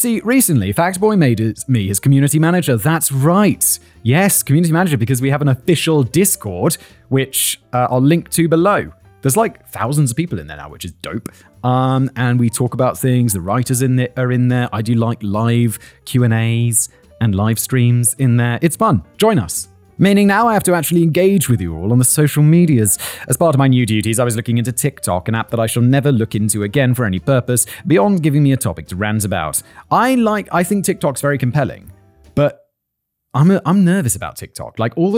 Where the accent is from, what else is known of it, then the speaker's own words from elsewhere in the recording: United Kingdom; As both a Brit and lawyer, though, I detest this demonstration of public emotion and passion